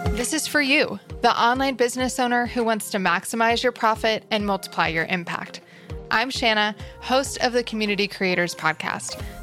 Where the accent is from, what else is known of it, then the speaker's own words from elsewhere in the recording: Nashville, Tennessee, United States; my hometown of Nashville